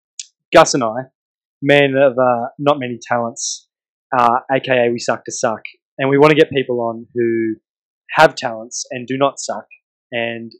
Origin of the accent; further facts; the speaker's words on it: Parkes, New South Wales, Australia; I'm from Parks, but I'm a fake regional boy